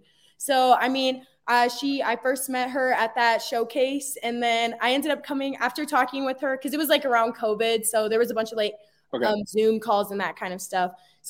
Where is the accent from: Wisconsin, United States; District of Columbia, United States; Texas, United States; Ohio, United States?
Texas, United States; So, I mean, I'm originally from Texas and so I was looking at schools kind of down there and in the South.